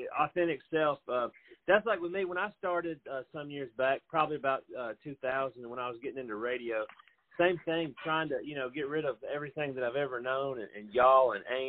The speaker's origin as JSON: {"language": "English", "town": "Franklin", "region": "Tennessee", "country": "United States", "tie": "born or raised there", "said": "living in Middle Tennessee right now, I was born in Franklin, Tennessee"}